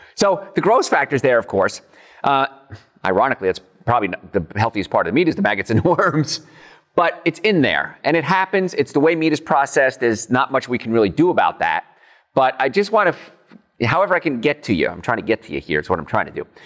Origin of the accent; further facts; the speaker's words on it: United States; as an American